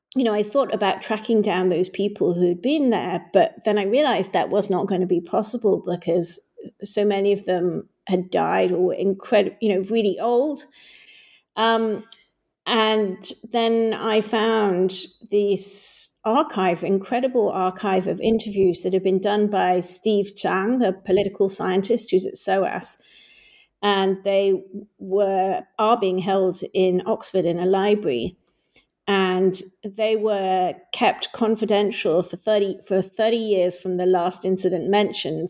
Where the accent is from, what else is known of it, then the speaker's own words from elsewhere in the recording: Hong Kong; when I was growing up in Hong Kong